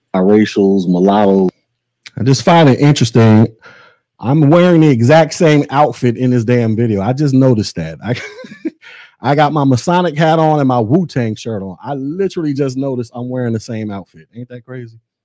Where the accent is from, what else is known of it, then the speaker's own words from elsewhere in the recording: United States; I was born here in America